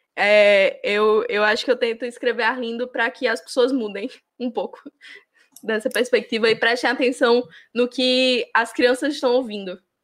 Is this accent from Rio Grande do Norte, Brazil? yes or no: yes; interior of Rio Grande do Norte, Brazil; moved away; numa cidade do interior do Rio Grande do Norte, que é a cidade de onde eu vim